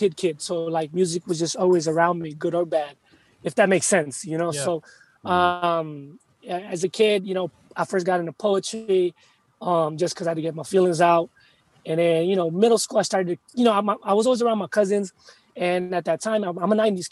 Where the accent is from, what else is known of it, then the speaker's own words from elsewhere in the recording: United States; also born or lived in Philippines; I'm Filipino, straight up. Yeah. I was born here, but my parents are straight up Filipino.